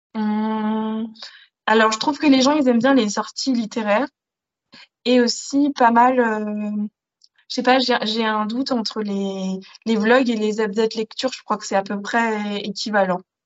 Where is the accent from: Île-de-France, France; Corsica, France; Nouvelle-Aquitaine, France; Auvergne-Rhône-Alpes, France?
Île-de-France, France; Paris region; j'ai grandi en région parisienne, dans une petite ville perdue, dans une campagne